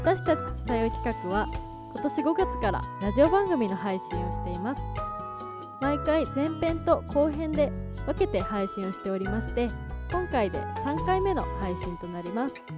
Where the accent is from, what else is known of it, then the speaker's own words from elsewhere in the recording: Gifu, Japan; 出身が岐阜